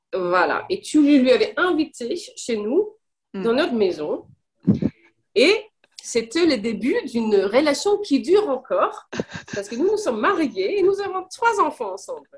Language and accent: French; Copenhagen, Capital Region of Denmark, Denmark; first language Danish and English; French is a second language; moved away as an adult; also born or lived in Paris, France; now in Switzerland; Je suis née au Danemark, à Copenhague. Et j'ai vécu à peu près 19-20 ans au Danemark.